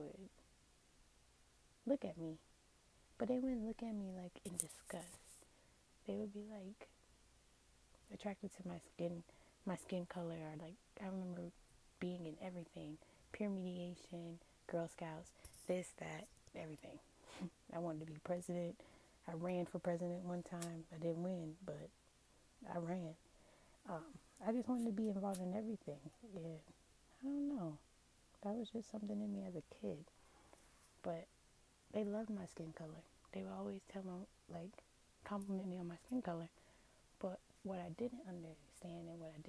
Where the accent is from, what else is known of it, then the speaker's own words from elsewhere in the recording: Tampa, Florida, United States; also born or lived in Apollo Beach, Florida; I grew up in Tampa, Florida, born and raised in Tampa, Florida. I've actually never left, never moved to a different state